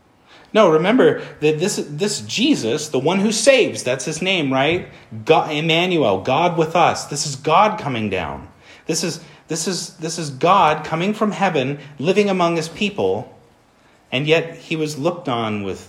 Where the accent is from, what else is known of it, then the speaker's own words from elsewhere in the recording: Portland, United States; I grew up in Portland.